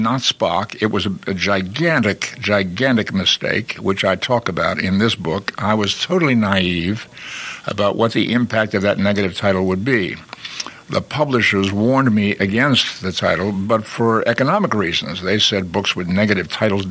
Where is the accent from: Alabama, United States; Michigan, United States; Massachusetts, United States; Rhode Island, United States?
Massachusetts, United States; Boston; I grew up in Boston.